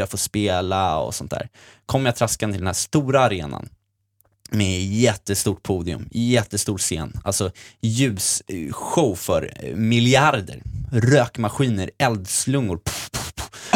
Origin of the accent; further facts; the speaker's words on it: Sweden; jag är också från Sverige